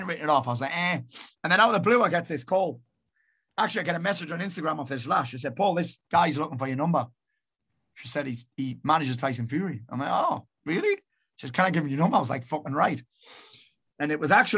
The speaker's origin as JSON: {"language": "English", "town": "Sunderland", "region": "North East England", "country": "United Kingdom", "tie": "born or raised there", "also_born_or_lived": "Marbella", "lives_now": "South Shields, United Kingdom", "said": "I was born in Sunderland"}